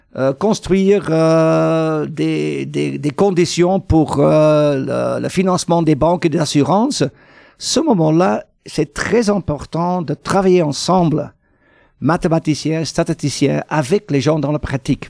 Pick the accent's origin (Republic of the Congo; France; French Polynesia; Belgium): Belgium; Flanders; chez nous en Flandre